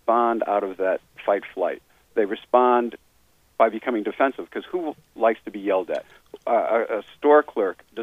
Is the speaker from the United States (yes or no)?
yes; United States; I was from the United States